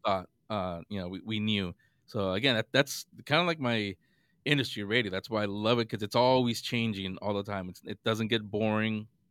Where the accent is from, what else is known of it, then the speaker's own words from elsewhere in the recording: San Francisco, California, United States; I grew up in San Francisco, this was back in San Francisco